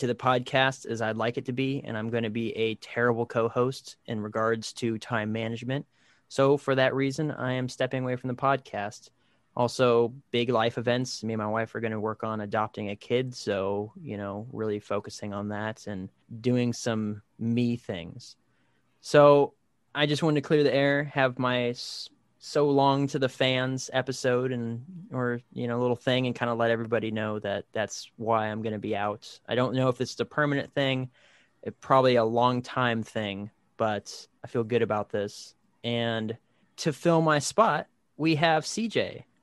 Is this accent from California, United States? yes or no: yes; Fresno, California, United States; moved away; I'm from Fresno